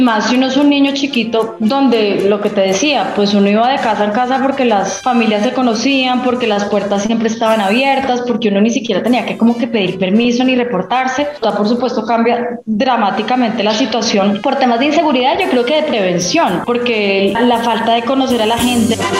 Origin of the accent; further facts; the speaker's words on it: Bogotá, Colombia; also born or lived in Manizales, Colombia; Me vine a vivir a Bogotá cuando cumplí como siete años porque a mi papá lo nombraron en un cargo aquí eh, con sede en Bogotá, entonces nos trasladamos toda la familia. El colegio lo hice en Bogotá